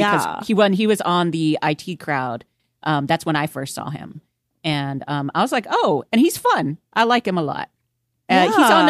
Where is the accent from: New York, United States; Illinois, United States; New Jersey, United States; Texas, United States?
Texas, United States; Houston; now in Los Angeles, United States; like I came from Houston where we had lots of hurricanes.